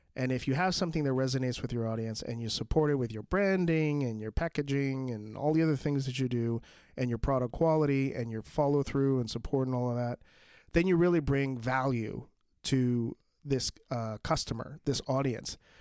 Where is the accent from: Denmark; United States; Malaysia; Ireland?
United States; New York; my hometown, um, of New York